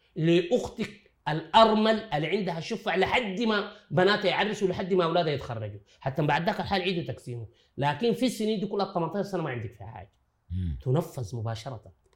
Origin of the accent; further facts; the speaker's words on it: Sudan; عندنا في السودان